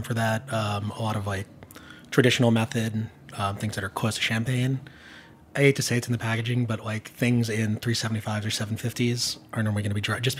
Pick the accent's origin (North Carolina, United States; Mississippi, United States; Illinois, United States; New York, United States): New York, United States; Long Island; I'm from Long Island